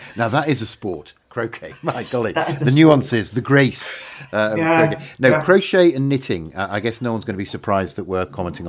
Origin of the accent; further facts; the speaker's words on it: Yorkshire and the Humber, United Kingdom; As a young boy, maybe 10, 12 years old, growing up in Yorkshire